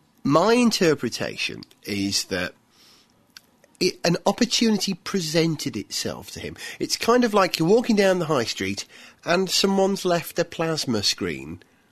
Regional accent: Wales, United Kingdom; as a Welshman

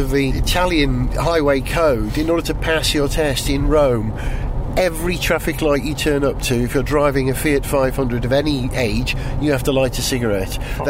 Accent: Wales, United Kingdom; now in London, United Kingdom; as a Welshman

